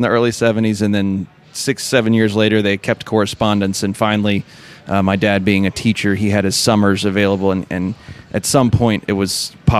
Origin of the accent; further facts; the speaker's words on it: Moscow, Russia; born there; And I was born in Moscow to a Soviet mother and an American father.